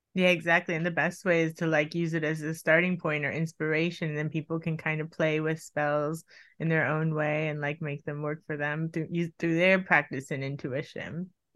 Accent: Miami, Florida, United States; I grew up in Miami

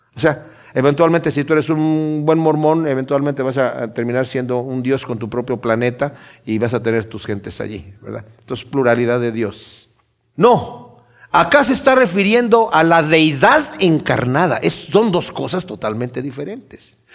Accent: Mexico; mi país, México

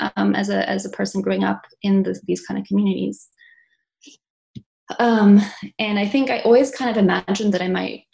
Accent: South Africa; now in Montreal, Canada; I was born in Montreal. I grew up in South Africa.

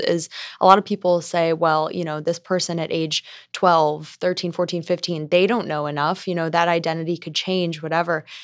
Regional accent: Amherst, Ohio, United States; moved away as an adult; now in Columbus, United States; I'm from Amherst. It's halfway in between Sandusky and Cleveland, very close to the lake.

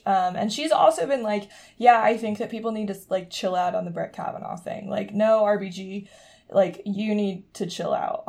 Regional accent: Charlotte, North Carolina, United States; my hometown of Charlotte, North Carolina.

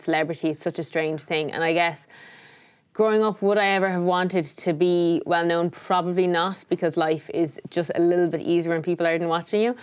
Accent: Tipperary, Munster, Ireland; moved away as an adult; also born or lived in New York; I grew up in Tipperary

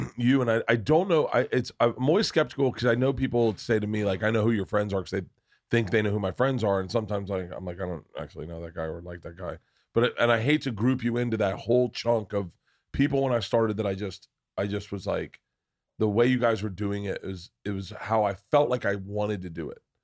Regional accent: Florida, United States; we both grew up in the South

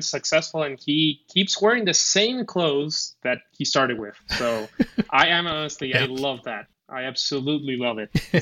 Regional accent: Argentina; English is a second language; also born or lived in United States; I'm I'm from Argentina. So I I lived a bit in the U.S., so I have a bit better accent

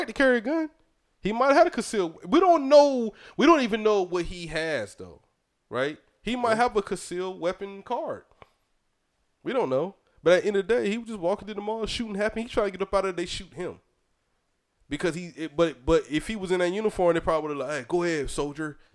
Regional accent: Fayetteville, United States; moved away; I go back home to my hometown

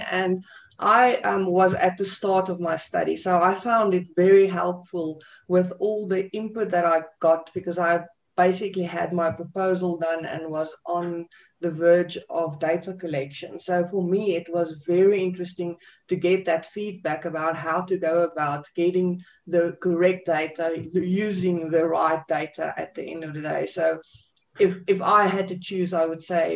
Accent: South Africa; from South Africa

